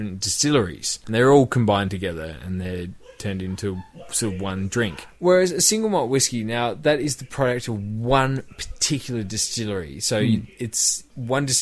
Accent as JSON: {"language": "English", "region": "Tasmania", "country": "Australia", "said": "We are from Tassie."}